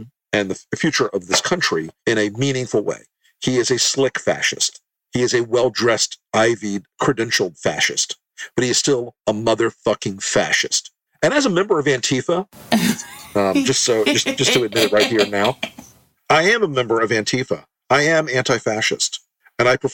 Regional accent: Tampa, Florida, United States; I grew up in Tampa, Florida

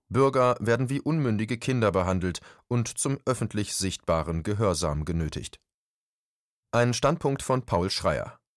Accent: Mecklenburg-Vorpommern, Germany; so auch meine Heimat Mecklenburg-Vorpommern, wo man am wenigsten vom Coronavirus betroffen ist.

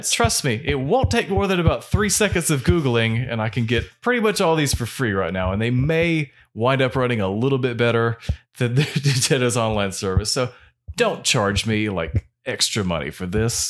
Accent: United States; we're American

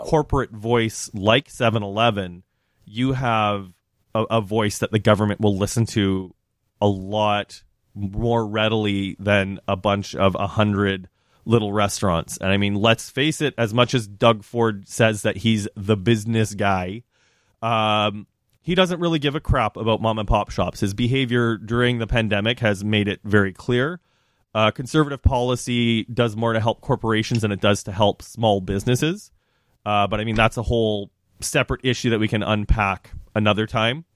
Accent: Saskatchewan, Canada; moved away; working at the grocery store growing up in Saskatchewan

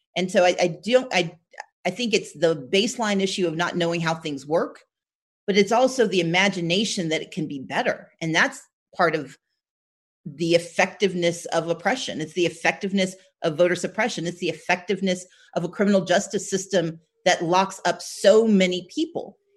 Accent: Gulfport, Mississippi, United States; also born or lived in Wisconsin; I was born in Wisconsin, but my we all grew up in Gulfport, Mississippi.

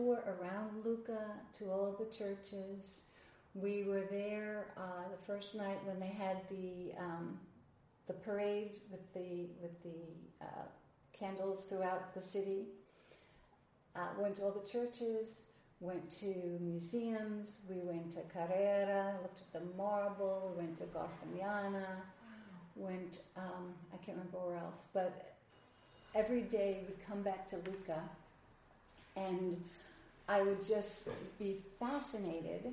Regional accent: New York, United States; moved away as an adult; now in Nashville, United States; I'm originally from New York.

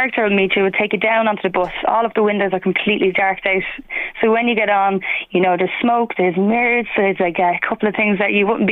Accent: Dublin, Leinster, Ireland; moved away; I'm actually from Dublin

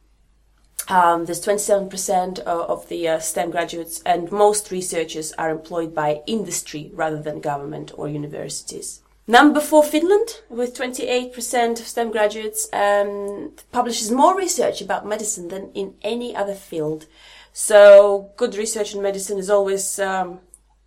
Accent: Latvia; moved away; I'm from Latvia.

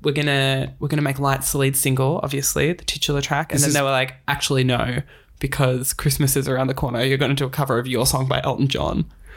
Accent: Craigieburn, Victoria, Australia; I grew up in Craigieburn.

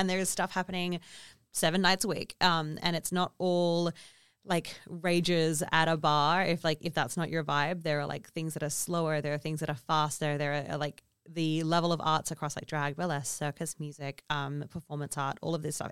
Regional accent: Kalgoorlie, Western Australia, Australia; I also grew up in a remote community, or in my commu-, and we grew up in Kalgoorlie

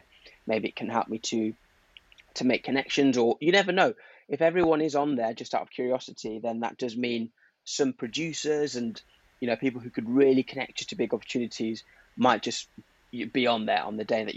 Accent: Zimbabwe; moved away; also born or lived in Derby, England; I was born in Derby, moved to Zimbabwe when I was four, and then sort of moved back

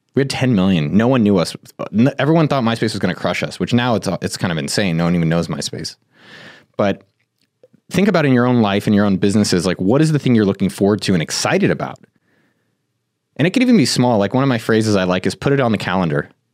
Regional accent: Silicon Valley, California, United States; I come from Silicon Valley.

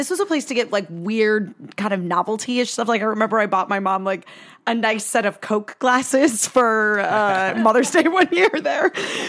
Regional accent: Connecticut, United States; where I grew up in Connecticut

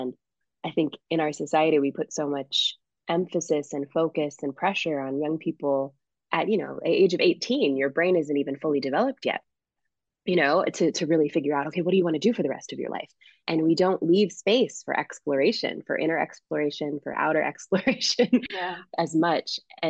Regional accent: Springfield, Massachusetts, United States; the community music school where I grew up in my hometown of Springfield, Massachusetts.

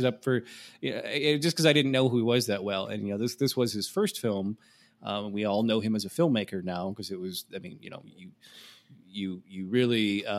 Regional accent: Midwest, United States; especially I know when you get poison ivy a lot growing up in the Midwest, you know what it looks like.

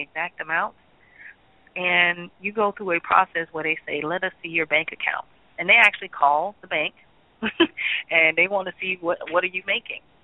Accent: Birmingham, Alabama, United States; as a little girl growing up in Birmingham, Alabama

